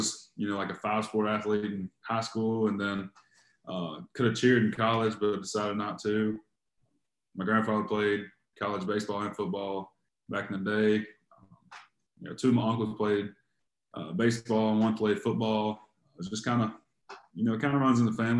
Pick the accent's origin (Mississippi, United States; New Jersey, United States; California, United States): Mississippi, United States; Crystal Springs; I'm from Crystal Springs, Mississippi, about 45 minutes south of Jackson. You know, just a little bitty town